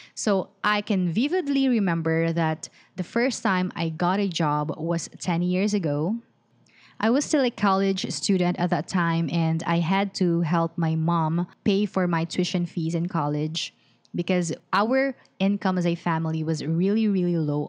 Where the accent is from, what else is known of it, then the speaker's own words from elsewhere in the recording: Philippines; I'm from the Philippines